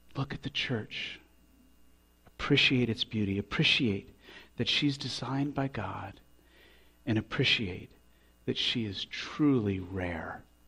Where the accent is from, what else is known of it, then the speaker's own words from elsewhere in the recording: Colorado Springs, Colorado, United States; we grew up in Colorado Springs, and all our life we've said that Colorado Springs is the most beautiful place